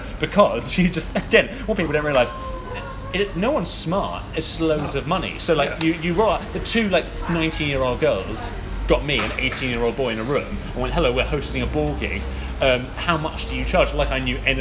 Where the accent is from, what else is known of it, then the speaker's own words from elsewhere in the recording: London, United Kingdom; I'm from London